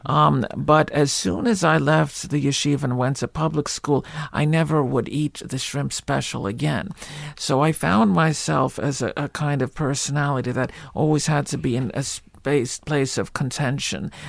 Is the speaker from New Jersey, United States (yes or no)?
yes; Livingston, New Jersey, United States; accent: Jewish; also born or lived in Newark; I was born in Newark, but I, I grew up in, in, in, uh, lily white Livingston